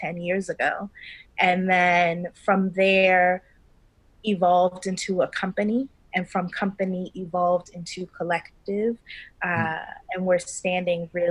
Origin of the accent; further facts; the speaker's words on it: Baltimore, Maryland, United States; moved away as an adult; now in New York City, United States; I am from originally Baltimore, Maryland